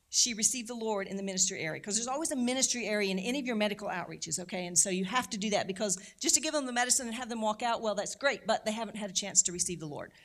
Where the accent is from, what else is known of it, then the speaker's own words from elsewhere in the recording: St. Louis, Missouri, United States; I'm originally from Saint Louis, so I'm a Saint Louis native